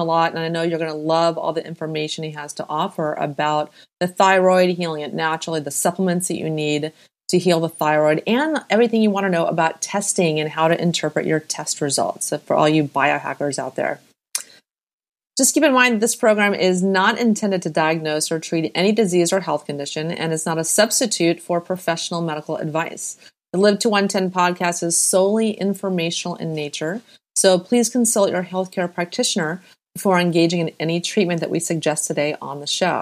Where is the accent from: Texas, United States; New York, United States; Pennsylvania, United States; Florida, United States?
Texas, United States; I'm from Texas, so that's where my heart is